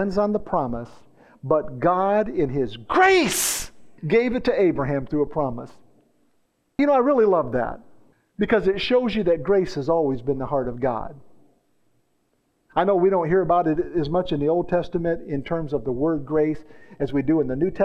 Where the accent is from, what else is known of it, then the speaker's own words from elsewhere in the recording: the South, United States; that's a word we grew up in the South using